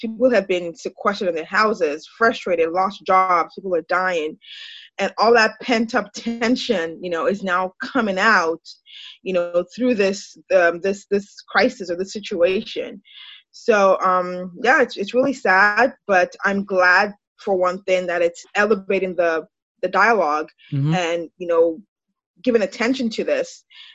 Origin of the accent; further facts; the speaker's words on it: Nigeria; moved away as an adult; now in United States; My background, I'm Nigerian, you know, but I've lived in America for, I don't know, almost 20 years